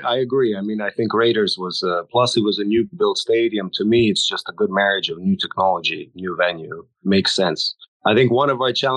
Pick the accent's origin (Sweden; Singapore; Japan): Singapore; now in United States; I grew up in Singapore, as did my family